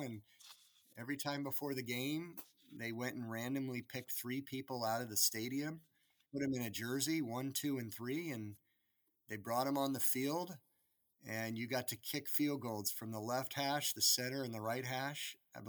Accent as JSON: {"language": "English", "town": "San Diego", "region": "California", "country": "United States", "tie": "born or raised there", "also_born_or_lived": "Florida", "said": "But I grew up in San Diego. My dad was military. I spent most of my life in San Diego or Florida or some of those other countries you referenced on the front end."}